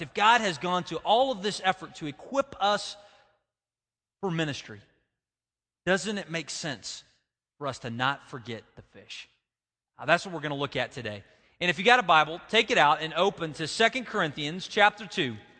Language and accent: English; United States